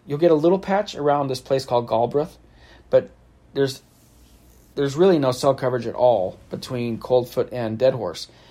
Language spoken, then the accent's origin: English; California, United States; I'm from California